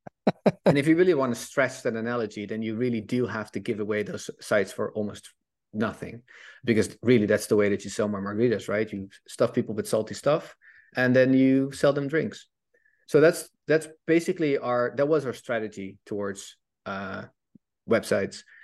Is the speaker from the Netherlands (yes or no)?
yes; Netherlands; I'm Dutch, I'm from Holland